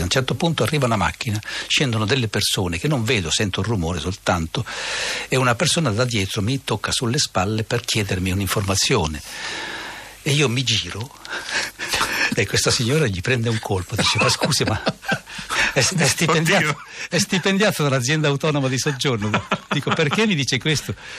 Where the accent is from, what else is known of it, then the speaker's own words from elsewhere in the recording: Lecco, Lombardy, Italy; io sono anche di Lecco